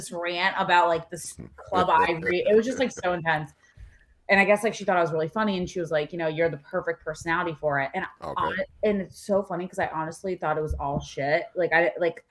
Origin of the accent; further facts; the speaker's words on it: Sarasota, Florida, United States; also born or lived in Moldova / Chicago / Denver; I was born in Taraspe, Moldova. It's in between the Ukraine and Armenia. And then I was raised in Sarasota, Florida.